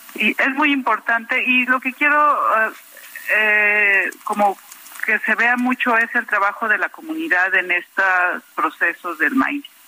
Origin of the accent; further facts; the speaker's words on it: Tlaxcala, Mexico; yo soy de Tlaxcala